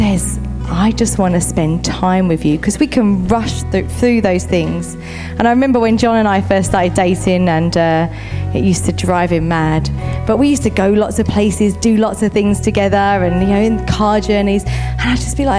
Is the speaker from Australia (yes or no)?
no; United Kingdom; we're very British.